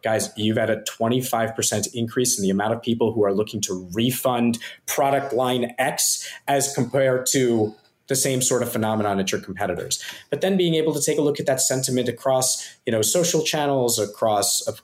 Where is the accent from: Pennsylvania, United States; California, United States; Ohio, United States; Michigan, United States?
Pennsylvania, United States; Philadelphia; moved away as an adult; now in Singapore; I grew up in Philadelphia